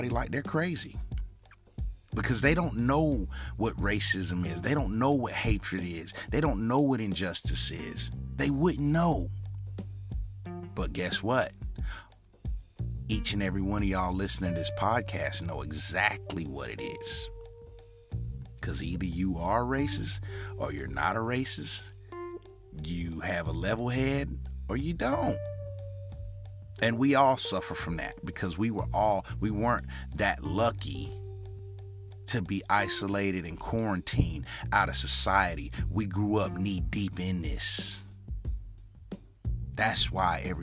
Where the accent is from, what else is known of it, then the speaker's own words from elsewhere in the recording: United States; us as American people